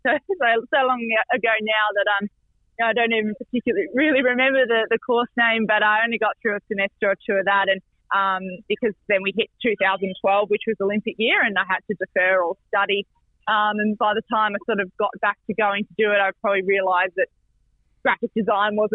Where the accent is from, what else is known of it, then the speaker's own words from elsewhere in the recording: Victoria, Australia; I guess, growing up in Victoria